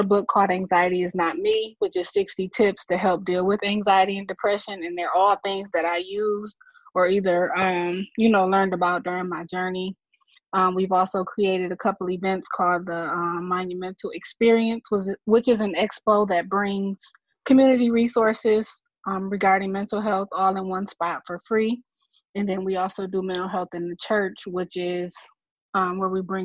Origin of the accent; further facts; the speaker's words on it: Flint, Michigan, United States; I'm from Flint, Michigan